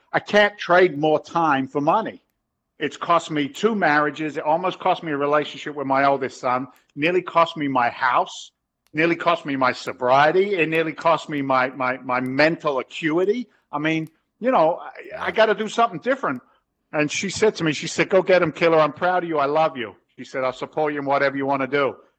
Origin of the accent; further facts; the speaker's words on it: London, United Kingdom; now in United States; I'm an Englishman. I was born in London, but I carry an American passport.